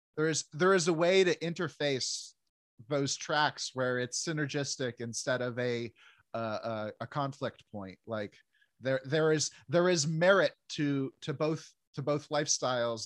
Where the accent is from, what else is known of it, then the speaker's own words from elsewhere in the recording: New Jersey, United States; I grew up in New Jersey